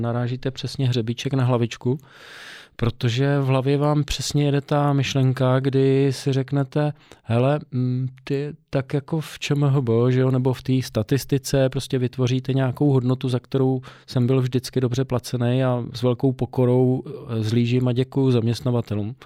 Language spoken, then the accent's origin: Czech; Czechia; Já jsem samozřejmě Čech, ale já jsem Čechoslovák.